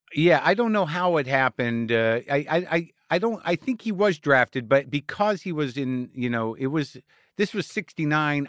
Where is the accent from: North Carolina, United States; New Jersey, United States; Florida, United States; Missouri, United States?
New Jersey, United States; Jersey City; moved away; also born or lived in San Francisco / New York; I was born in Jersey City, New Jersey